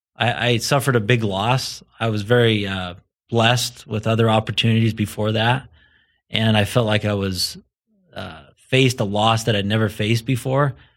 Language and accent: English; southern Idaho, United States; moved away as an adult; now in Colorado, United States; so I grew up in a small community in southern Idaho.